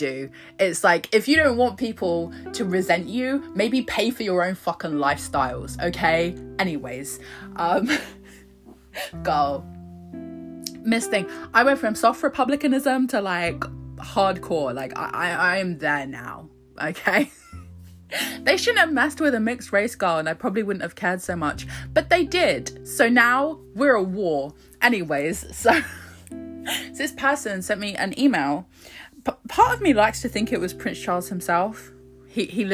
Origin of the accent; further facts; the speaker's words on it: Croydon, London, United Kingdom; I was born in Croydon. So it's just up the road